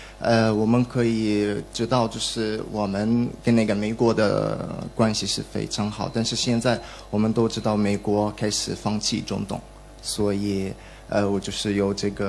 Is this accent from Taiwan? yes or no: no; Egypt; Chinese is a second language; now in China; 我是来自埃及，呃，